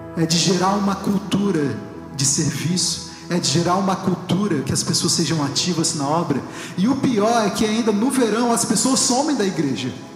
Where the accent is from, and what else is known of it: Brazil; moved away